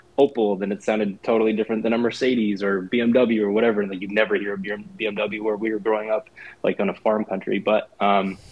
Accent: Poland; moved away; I grew up in Poland. I was very, very young

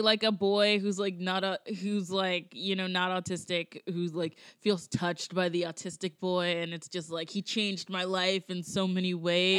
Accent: Georgia, United States; now in New York, United States; I'm from Georgia, so I'm from a, like a culture where it's like everybody gets married like the uh, like either right after high school

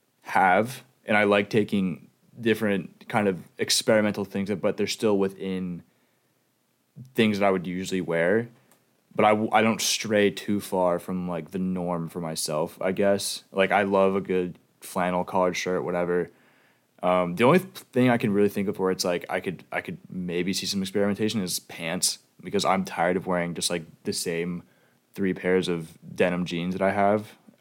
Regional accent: South Carolina, United States; My personal style, I definitely take influence from where I grew up in South Carolina

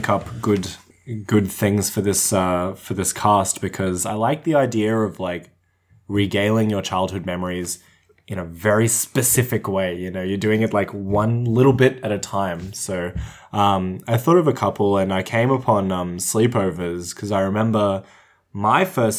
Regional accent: Cooma, New South Wales, Australia; now in Canberra, Australia; I grew up in Cooma. My school was Cooma Public, but I was born in Cooma Public Hospital.

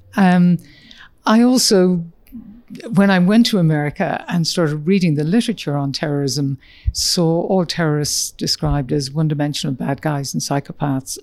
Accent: Ireland; moved away as an adult; also born or lived in Dublin, Ireland / United States; growing up in Ireland at a time when Northern Ireland was exploding in an environment in rural Ireland

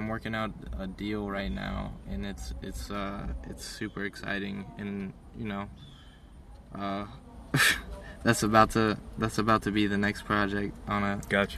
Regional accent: Fort Collins, Colorado, United States; come back from ATL into my hometown

